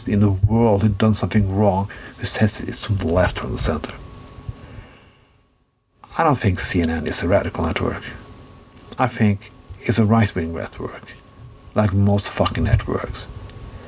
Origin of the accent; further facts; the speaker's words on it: Norway; I'm from Norway